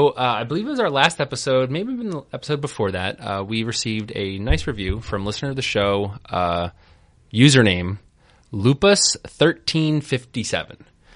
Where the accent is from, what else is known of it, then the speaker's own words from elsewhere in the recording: New Zealand; But I am actually from New Zealand.